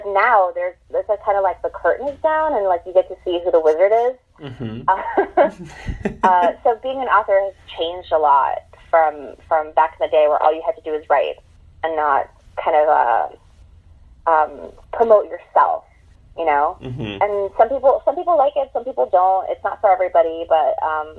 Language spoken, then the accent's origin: English; New York City, New York, United States; I'm from Queens